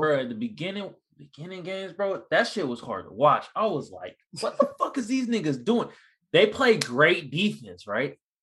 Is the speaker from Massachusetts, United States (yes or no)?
no; Oakland, California, United States; moved away as an adult; now in San Diego, United States; I'm from the Bay Area, Oakland to be exact. And I moved out here like in 05